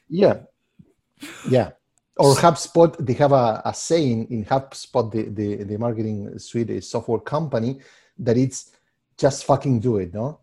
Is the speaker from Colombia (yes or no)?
no; Argentina; moved away as an adult; also born or lived in Puerto Rico / New York / Los Angeles; now in Chicago, United States; I'm originally from Argentina, uh, and I I mean, I developed most of my career there, and then I moved to, uh, the States.